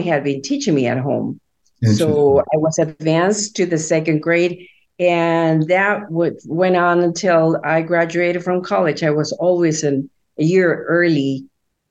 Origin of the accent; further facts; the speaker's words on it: Guatemala City, Guatemala Department, Guatemala; moved away; I was born in Guatemala City in Central America to Christian parents. My father was a pastor of a Baptist church. And so I grew up attending church all the time.